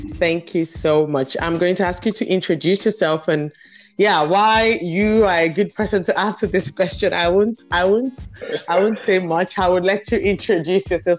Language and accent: English; Nigeria; growing up in Nigeria